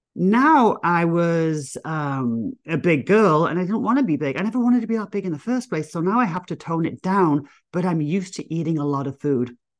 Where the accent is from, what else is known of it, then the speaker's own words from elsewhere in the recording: England, United Kingdom; moved away as an adult; now in United States; me being English